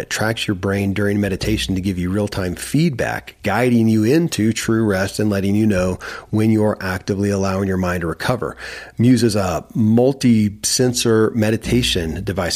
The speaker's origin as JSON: {"language": "English", "region": "Kentucky", "country": "United States", "tie": "born or raised there", "said": "I grew up in Kentucky where horse racing and bourbon are famous"}